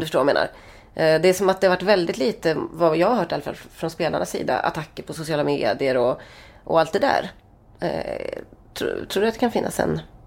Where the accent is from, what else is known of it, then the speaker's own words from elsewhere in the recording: Sweden; vi är från Sverige